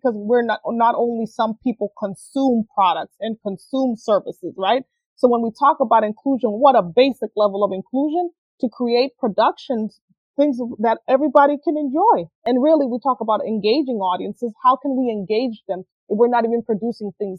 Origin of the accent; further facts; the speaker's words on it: Honduras; moved away; I was born and raised in Honduras.